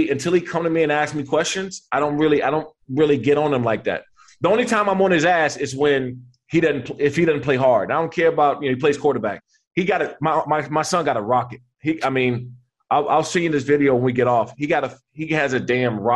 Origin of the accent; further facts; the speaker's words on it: Maryland, United States; moved away; I'm from Maryland